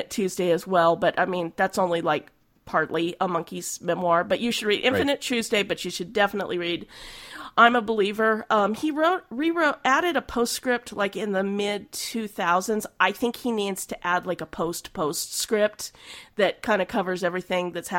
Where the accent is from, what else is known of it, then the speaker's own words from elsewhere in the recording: Oklahoma, United States; I'm from Oklahoma